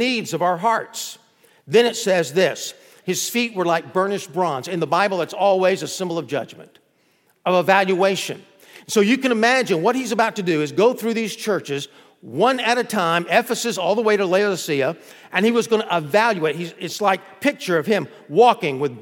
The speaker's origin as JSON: {"language": "English", "region": "Florida", "country": "United States", "said": "we're from Florida"}